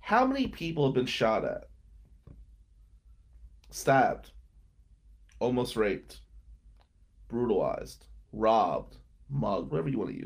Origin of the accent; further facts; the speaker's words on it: Atlantic City, New Jersey, United States; now in Michigan, United States; growing up in Ducktown